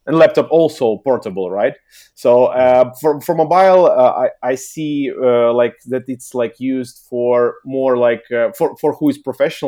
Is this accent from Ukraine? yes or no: yes; Kyiv, Ukraine; also born or lived in Helsinki, Finland; I'm originally from Ukraine, Kiev